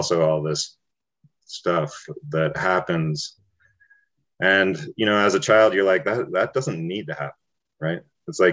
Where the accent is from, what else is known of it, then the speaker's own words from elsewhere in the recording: Taos, New Mexico, United States; as a young person, like growing up in Taos, I was a child of hippies